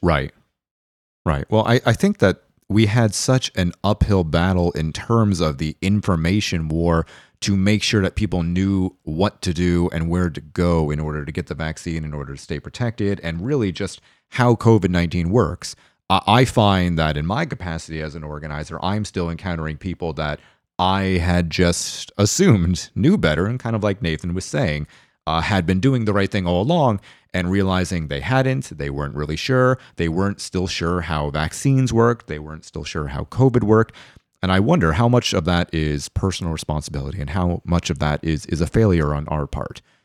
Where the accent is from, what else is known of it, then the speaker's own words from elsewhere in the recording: Tarpon Springs, Florida, United States; I'm thirty years old, and I grew up in Tarpon Springs